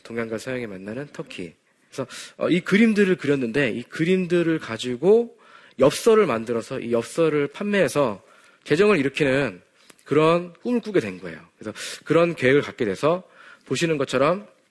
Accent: South Korea; 저는 비록 어, 바다 건너편, 지구 반대편에 한국에서 왔지만

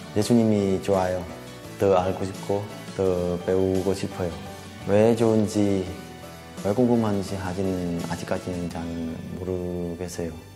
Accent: Vietnam; moved away as an adult; now in South Korea; 저는 베트남에서 온 33살

